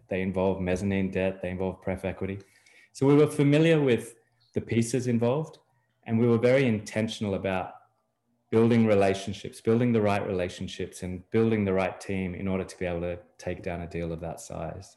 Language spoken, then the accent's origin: English; Australia; moved away as an adult; now in Miami, United States; I'm from Australia originally. I've lived in various places in the world, but ended up in Miami, Florida, a little over three years ago.